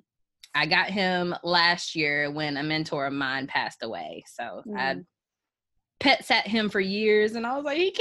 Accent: Chapel Hill, North Carolina, United States; growing up in Chapel Hill, it's a very, very diverse school district

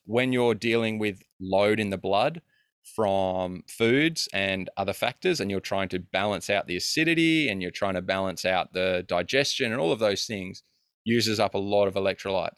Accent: Australia; I'm a kid from Australia

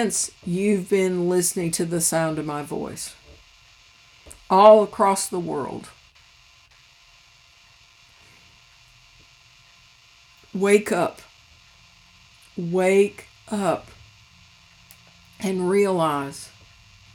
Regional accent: United States; each of us as American Christians

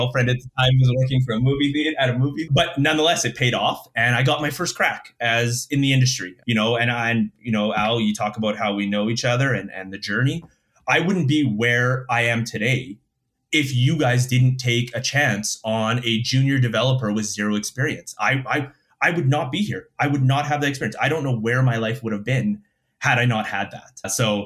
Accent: Winnipeg, Manitoba, Canada; moved away as an adult; also born or lived in Calgary; born and raised in Winnipeg.

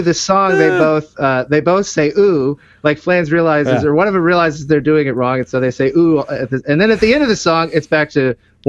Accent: Austin, Texas, United States; I'm from Austin.

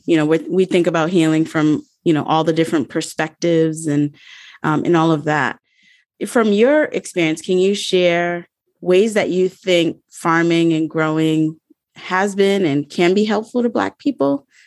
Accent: Rhode Island, United States; I'm from Rhode Island

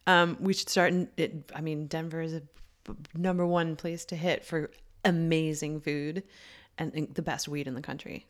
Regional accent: Canada; moved away; me being Canadian

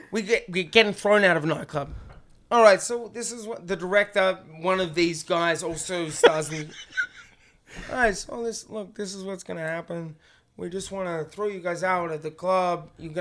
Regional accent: Australia; I'm from Australia, man.

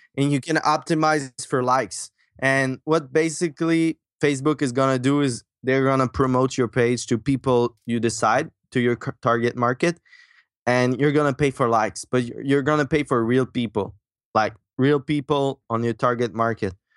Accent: Quebec, Canada; accent: French; English is a second language; also born or lived in Michigan; I grew up in Quebec, Canada, that's why my French accent.

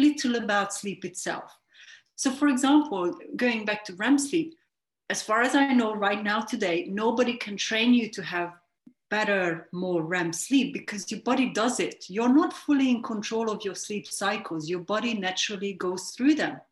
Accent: Hungary; moved away as an adult; now in London, United Kingdom; I'm originally from Hungary. I grew up in a smallish town

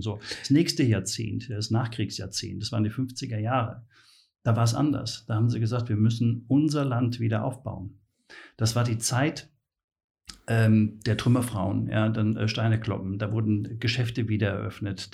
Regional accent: Mainz, Rhineland-Palatinate, Germany; ich bin äh, geborener Mainzer

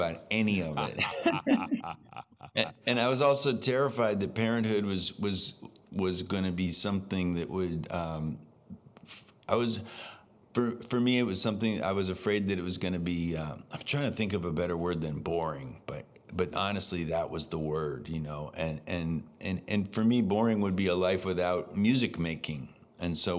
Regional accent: Concord, New Hampshire, United States; we're both from New Hampshire. I'm from Concord

